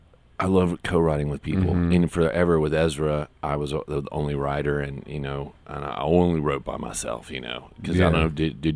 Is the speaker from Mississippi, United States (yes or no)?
no; Monroe, Louisiana, United States; also born or lived in Atlanta / Baton Rouge / New Orleans; I grew up in a less romantic place called Monroe, Louisiana. I was born in Atlanta